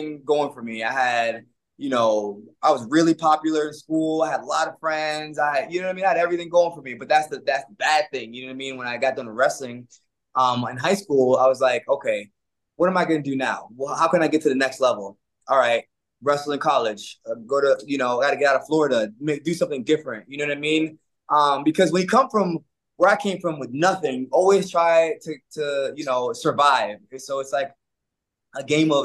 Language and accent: English; Jamaica; moved away; also born or lived in Brooklyn, New York; I'm from Jamaica